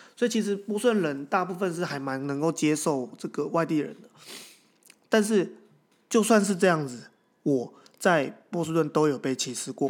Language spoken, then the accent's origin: Chinese; Taiwan; accent: Taiwanese; 我一个台湾口音走在北京路上